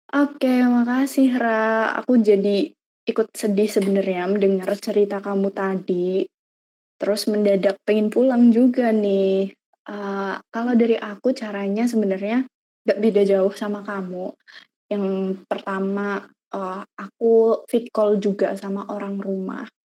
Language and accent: Indonesian; Purbalingga, Central Java, Indonesia; moved away as an adult; now in Semarang, Indonesia; asal aku dari Purbalingga